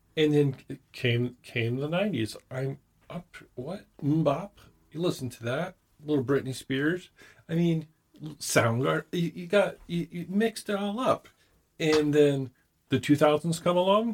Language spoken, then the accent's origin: English; Connecticut, United States; I grew up in Connecticut